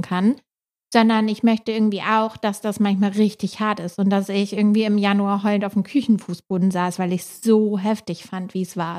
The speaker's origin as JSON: {"language": "German", "region": "Hamburg", "country": "Germany", "said": "wir sind beide ursprünglich aus Hamburg"}